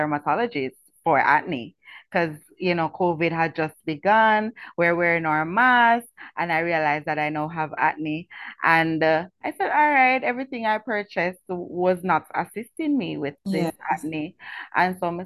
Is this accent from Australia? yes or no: no; Kingston, Jamaica; I was born and raised in Franklin Town